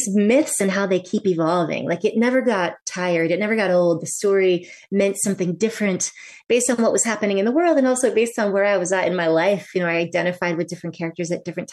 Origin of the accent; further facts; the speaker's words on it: Vermont, United States; also born or lived in New York; I moved out of New York, back to my home state of Vermont.